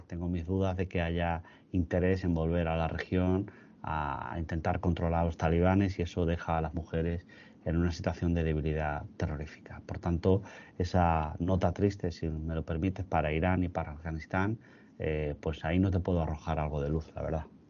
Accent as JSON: {"language": "Spanish", "country": "Spain", "said": "como europeos, como españoles"}